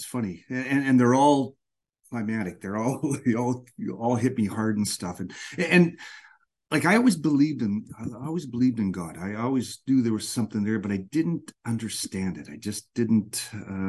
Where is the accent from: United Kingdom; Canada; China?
Canada; You know, I grew up in Canada in a small farm town, and we went to church.